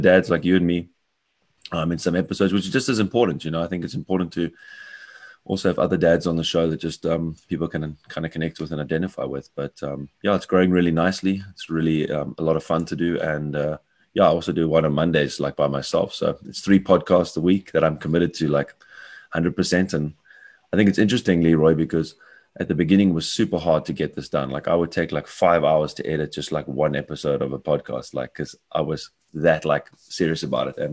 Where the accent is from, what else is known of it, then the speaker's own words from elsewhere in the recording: Cape Town, Western Cape, South Africa; moved away as an adult; now in Bavaria, Germany; I'm living in Bavaria, although I'm a South African from Cape Town